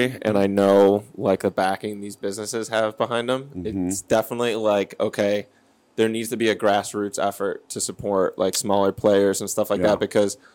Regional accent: Rochester, New York, United States; I'm from Rochester.

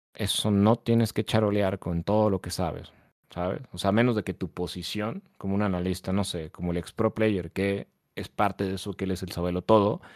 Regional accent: Mexico; acá en México

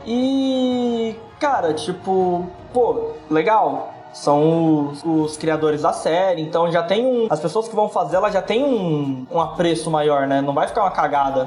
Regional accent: Brazil; a gente é do Brasil

